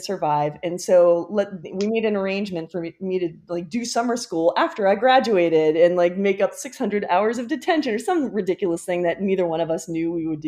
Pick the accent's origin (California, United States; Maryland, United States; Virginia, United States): Maryland, United States; Rockville; I grew up in Rockville, Maryland, and I was the youngest of three siblings